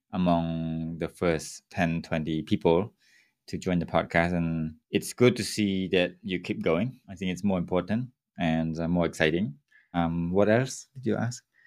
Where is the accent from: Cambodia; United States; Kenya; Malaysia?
Cambodia; my hometown with a seven thousand people's, uh, population on an island.